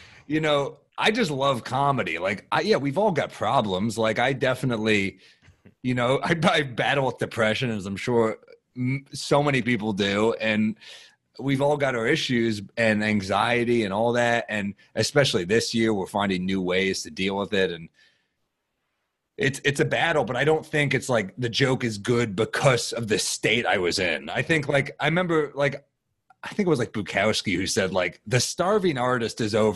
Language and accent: English; New York, United States; I'm a New Yorker